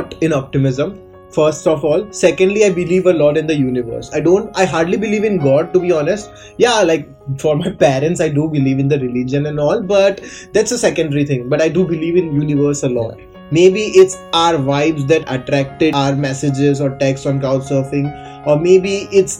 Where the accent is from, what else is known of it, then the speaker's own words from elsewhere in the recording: Gujarat, India; now in Mumbai, India; I'm from India. I'm from Gujarat, which is a small state in India